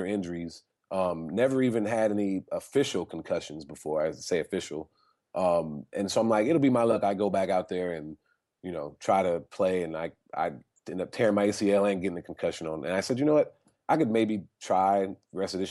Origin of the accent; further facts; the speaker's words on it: California, United States; I'm from California. We have a lot of earthquakes